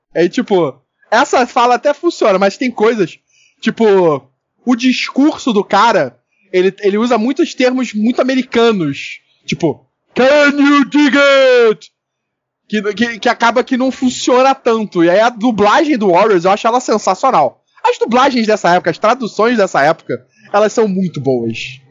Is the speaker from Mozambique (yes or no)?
no; Rio de Janeiro, Brazil; A gente tem muito palavrão que é vírgula aqui no Rio